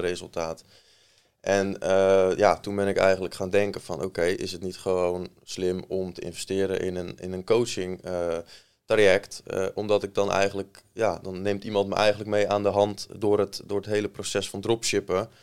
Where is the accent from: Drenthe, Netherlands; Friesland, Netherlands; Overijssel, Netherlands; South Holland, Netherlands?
South Holland, Netherlands; Maasland; also born or lived in Rotterdam / Delft; geboren in Rotterdam. verder opgegroeid in Maasland, klein dorpje in Zuid-Holland, in de buurt van Rotterdam